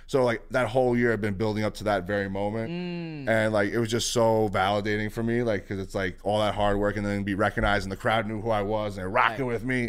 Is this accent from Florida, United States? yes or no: no; New York City, New York, United States; growing up in the Bronx is very much who I am.